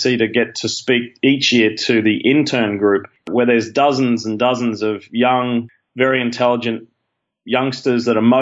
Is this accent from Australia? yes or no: yes; Brisbane, Queensland, Australia; moved away as an adult; now in United States; growing up in Brisbane, we just grew up in suburbia